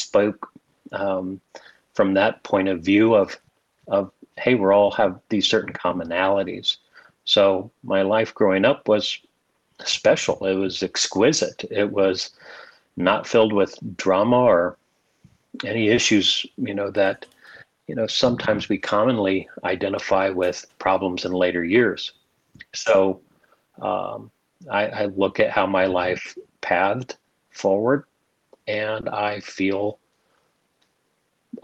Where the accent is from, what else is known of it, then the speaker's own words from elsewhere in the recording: Arizona, United States; moved away as an adult; also born or lived in Indiana / El Paso, Texas; I was born in Indiana. And as a very young guy, my parents moved me to Arizona. And that's where I did most of my formative years from the age of 5 to 18